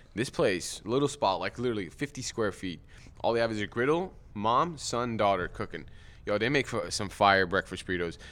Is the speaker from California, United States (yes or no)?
yes; Glendale, California, United States; I went to Glendale High School. I uh, was born in Glendale